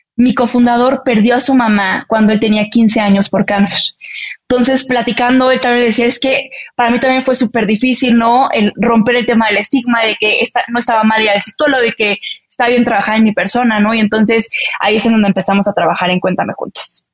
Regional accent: Mexico City, Mexico; also born or lived in Chihuahua, Mexico; me vine a Ciudad de México cuando tenía siete años

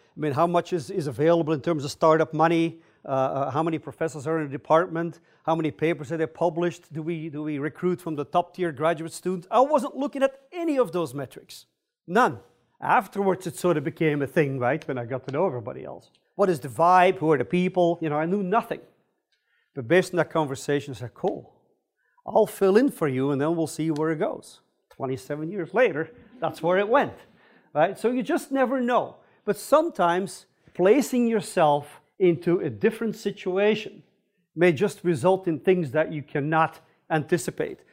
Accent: Belgium; moved away as an adult; also born or lived in California / Stanford; now in United States; I'm originally from Belgium.

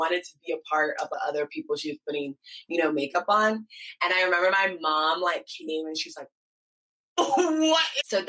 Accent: Ghana; And my parents, like I'm Ghanaian. I was not wearing nail polish.

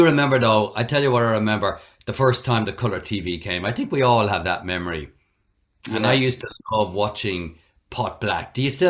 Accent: Dublin, Leinster, Ireland; moved away as an adult; also born or lived in Julianstown, County Meath / Drogheda; now in Brisbane, Australia; I was born in the house, yeah, in Ballymun, in Dublin. That was the family home, the first one.

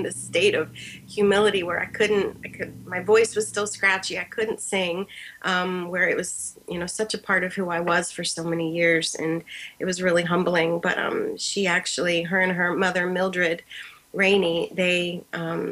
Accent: Columbus, Ohio, United States; I'm from Columbus, Ohio

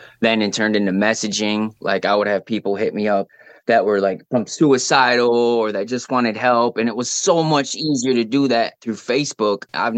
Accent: Lansing, Michigan, United States; I'm really from Lansing's what I claim, because that's like what's made me, the capital of Michigan, Lansing.

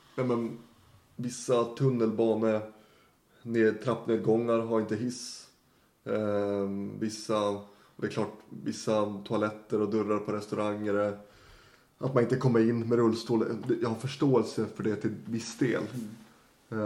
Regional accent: Norrland, Sweden; moved away as an adult; also born or lived in Leksand; now in Stockholm, Sweden; jag, hade ju aldrig sett mig själv att bo i Stockholm, norrlänning som man är

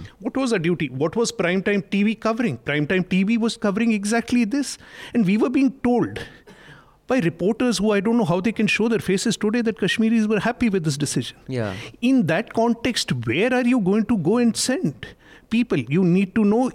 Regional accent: India; as an Indian journalist

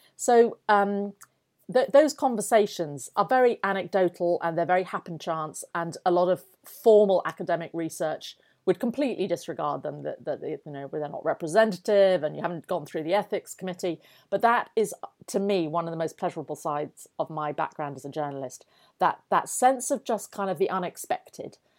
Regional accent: Yorkshire and the Humber, United Kingdom; I grew up in North Yorkshire

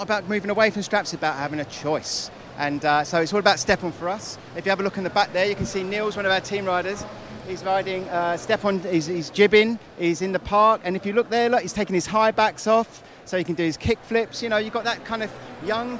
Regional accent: London, United Kingdom; I'm from South London, and I work for Burton Snowboards

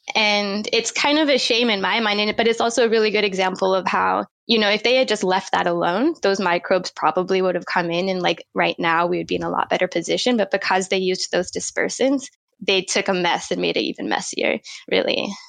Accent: Florida, United States; now in Wellington, New Zealand; I grew up in Florida, which is a good place to get involved in the ocean for sure, mm, because mm, we're surrounded by the ocean there. I grew up on the Gulf Coast

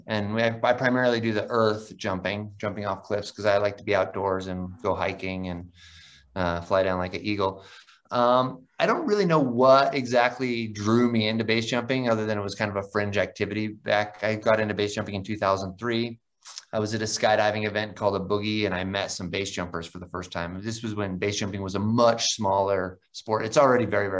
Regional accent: Idaho, United States; I grew up in the Idaho in the United States

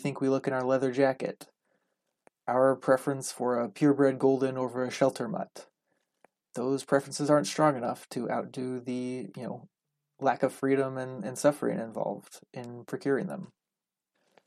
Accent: Southern California, United States; I grew up in Southern California, only a couple hours from San Diego

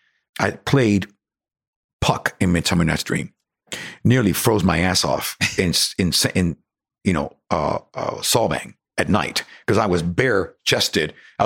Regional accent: Cuba; accent: Cuban; English is a second language; And I'm still trying to get over my, you know, my Cuban accent. You know how it is. You have this Cuban twang or Latino Caribbean twang.

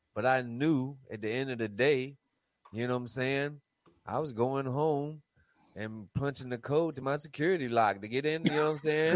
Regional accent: Raleigh, North Carolina, United States; I'm from North Carolina

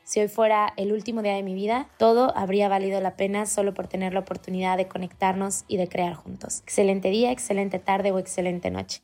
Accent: Mexico; Yo soy mexicana, soy totalmente latina

